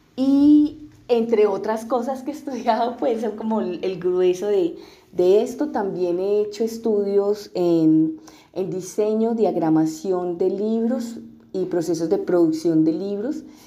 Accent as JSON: {"language": "Spanish", "area": "Urabá antioqueño", "region": "Antioquia", "country": "Colombia", "tie": "born or raised there", "also_born_or_lived": "Unguía, Chocó, Colombia", "moved": "yes", "lives_now": "Brazil", "said": "Mi familia llega a vivir al Urabá desde el Chocó, porque nosotros somos del Urabá antioqueño, llegamos a vivir al Urabá eh, antioqueño porque somos desplazados por la violencia"}